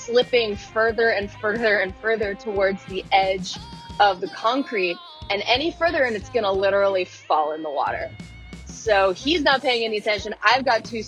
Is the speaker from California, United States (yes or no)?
yes; Pacific Grove, California, United States; my hometown called the Feast of Lanterns